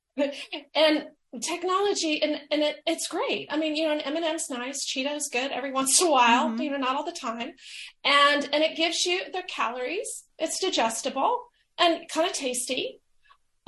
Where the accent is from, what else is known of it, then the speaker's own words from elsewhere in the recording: the American South, United States; I'm from the American South